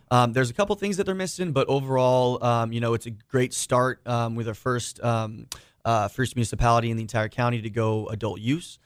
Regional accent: Orangevale, California, United States; moved away as an adult; also born or lived in San Diego, California; born and raised in Sacramento, or around Sacramento, in Orangevale, California

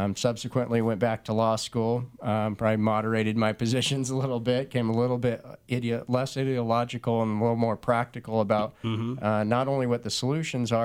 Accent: El Cajon, California, United States; I was born and raised in El Cajon, went to Valhalla High School

